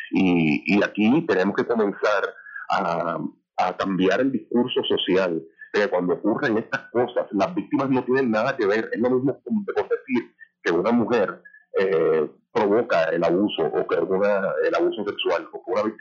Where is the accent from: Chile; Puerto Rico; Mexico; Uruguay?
Puerto Rico; nosotros como puertorriqueños, y puertorriqueños queremos ser